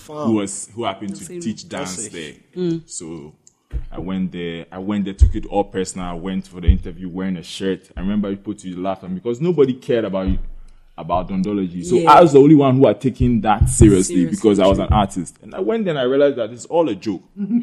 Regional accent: Ghana; been in Ghana my whole life.

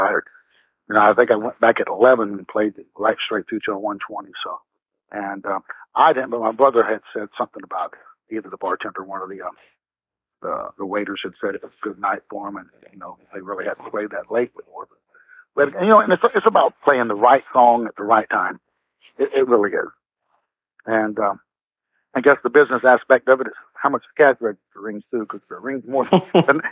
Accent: Brunswick, Georgia, United States; I was born in Brunswick, Georgia, and that's between Savannah, Georgia, and Jacksonville, Florida.

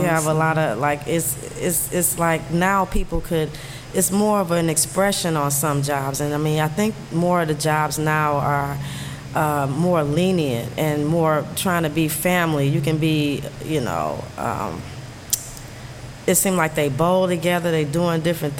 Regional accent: New York, United States; because I'm from New York and I didn't work at these stores

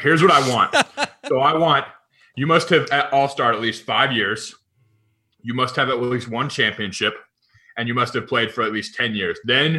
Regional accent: Oklahoma, United States; I'm from Oklahoma.

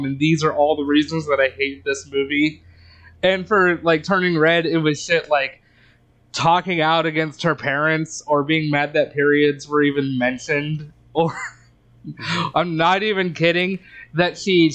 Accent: United States; I grew up in America post 9/11

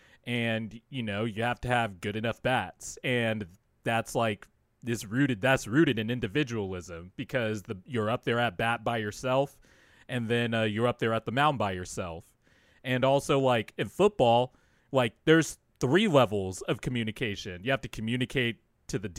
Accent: Bakersfield, California, United States; also born or lived in San Diego, California / La Mesa, California; I lived in La Mesa until I was about 7 or 8 years old before I moved to Bakersfield

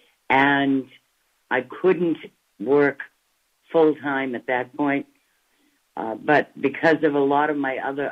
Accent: Boston area, Massachusetts, United States; also born or lived in Cambridge, Massachusetts; I am originally from the Boston area, about 7 miles northwest of Boston

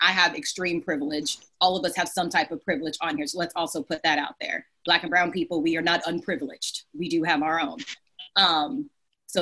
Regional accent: the South, United States; I'm Southerner

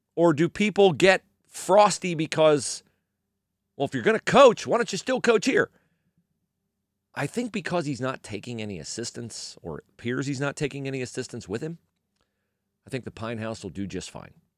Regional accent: Western Ohio, United States; moved away as an adult; also born or lived in Miami, Florida; I grew up in Western Ohio

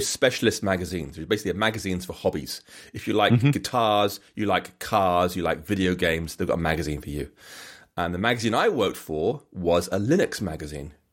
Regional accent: England, United Kingdom; accent: English; now in Bath, United Kingdom

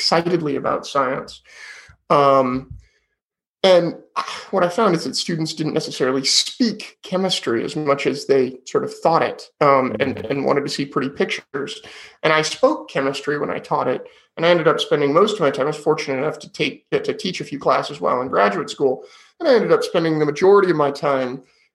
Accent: Sonoma County, California, United States; also born or lived in Davis, California; I grew up in Sonoma County, which is wine country in California

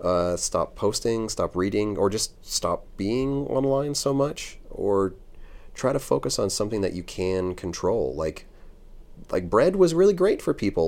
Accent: United States; as an American piercer

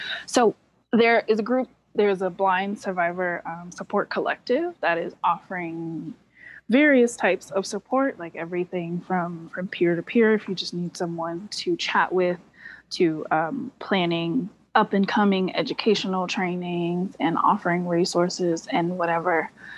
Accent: North Carolina, United States; There are some benefits in the South. So I'm from

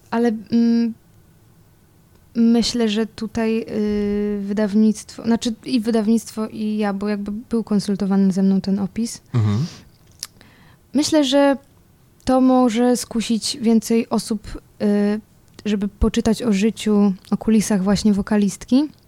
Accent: Czeladź, Silesian Voivodeship, Poland; also born or lived in Sosnowiec; ja się wychowałam jakby co w Czeladzi i tak szczerze mówiąc, to więcej lat spędziłam w, w Czeladzi. To jest, y, to jest też obok Sosnowca, no i to jest mniejsza miejscowość.

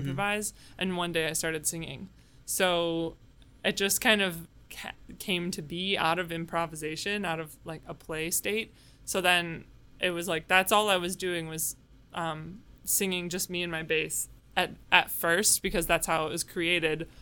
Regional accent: suburb of Chicago, Illinois, United States; I grew up in a suburb of Chicago

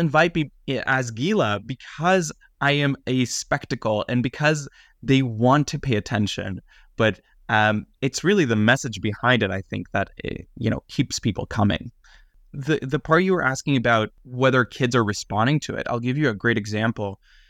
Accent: Israel; also born or lived in Greater Toronto Area, Canada; now in Canada; So I look at myself, I grew up first in Israel and then in the GTA, and I didn't meet another queer person until I was probably around 15 or 16.

